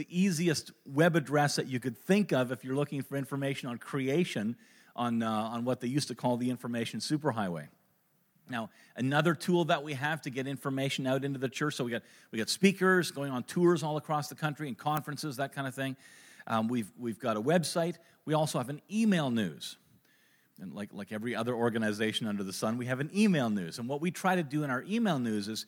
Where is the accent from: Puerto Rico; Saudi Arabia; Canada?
Canada; Kitchener, Ontario; I was born in Kitchener, Ontario